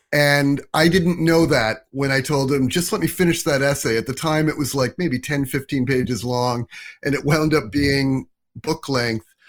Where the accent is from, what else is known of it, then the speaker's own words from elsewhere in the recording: suburbs of New Jersey, United States; moved away as an adult; also born or lived in New York City; now in Brooklyn, United States; I was born in New York, but I didn't grow up here. I grew up in the suburbs of New Jersey, just outside of New York City